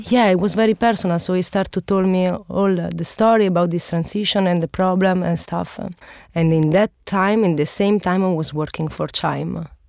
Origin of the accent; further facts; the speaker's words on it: Naples, Campania, Italy; I come from Naples and, uh, my city is really superstitious